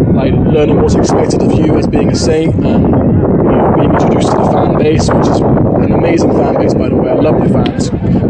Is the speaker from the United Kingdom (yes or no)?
yes; United Kingdom; moved away as an adult; now in United States; being a British guy, it's just kind of where I'm from